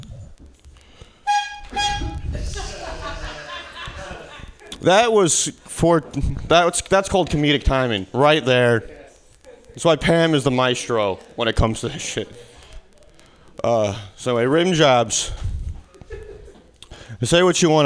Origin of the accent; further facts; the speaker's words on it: Midwest, United States; moved away as an adult; now in California, United States; originally, I'm from the Midwest. This is winter back where I come from. This is my second year in California without it